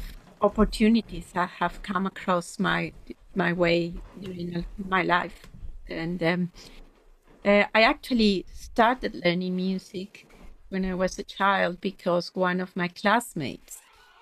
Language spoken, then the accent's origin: English; Mexico City, Mexico; moved away as an adult; also born or lived in Tehuacán, Puebla, Mexico / London, United Kingdom; In Mexico. I grew up in Mexico City